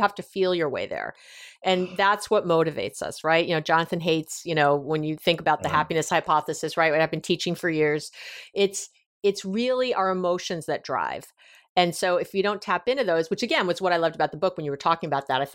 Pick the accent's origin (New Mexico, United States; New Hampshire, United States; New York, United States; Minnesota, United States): New York, United States; I'm a Jew from New York